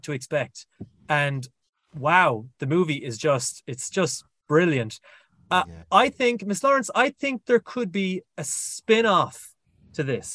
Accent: Ireland; I'm Irish

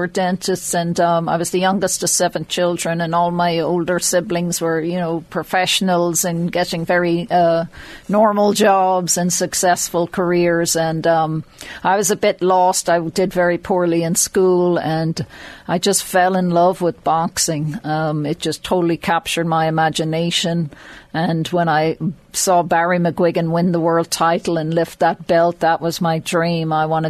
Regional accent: Mornington, Leinster, Ireland; I'm from Mornington, just outside Drogheda.

